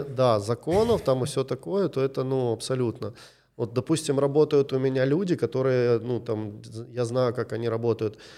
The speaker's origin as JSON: {"language": "Russian", "region": "Kyiv", "country": "Ukraine", "said": "Я из Киева"}